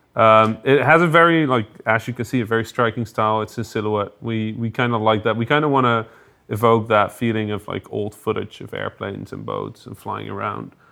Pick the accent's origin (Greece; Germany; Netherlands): Netherlands; I'm officially from the Netherlands